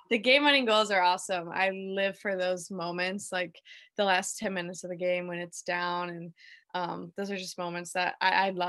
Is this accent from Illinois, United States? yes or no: yes; Naperville, Illinois, United States; Yeah, so I grew up in Naperville, Illinois, right outside of Chicago.